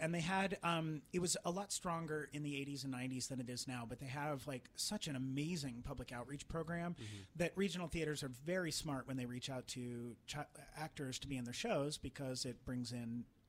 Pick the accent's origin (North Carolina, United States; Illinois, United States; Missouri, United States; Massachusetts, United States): Missouri, United States; Trenton; moved away; my hometown. I felt very. Which was where? Trenton, Missouri.